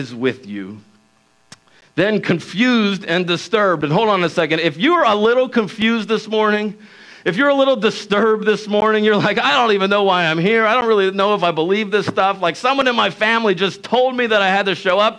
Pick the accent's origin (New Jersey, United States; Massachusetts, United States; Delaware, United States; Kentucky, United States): Delaware, United States; Wilmington; I grew up in Wilmington, Delaware